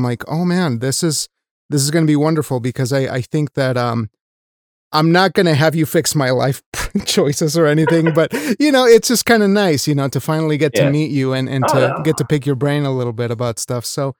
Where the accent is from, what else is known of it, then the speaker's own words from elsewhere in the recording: Wyoming, United States; I was a Mexican from Wyoming